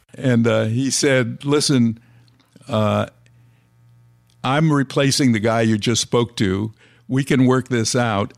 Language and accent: English; Los Angeles, California, United States; I was born and raised in Los Angeles